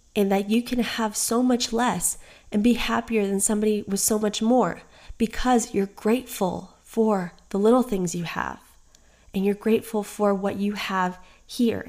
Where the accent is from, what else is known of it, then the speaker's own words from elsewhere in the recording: United States; I am American born and I have Colombian and Guatemalan parents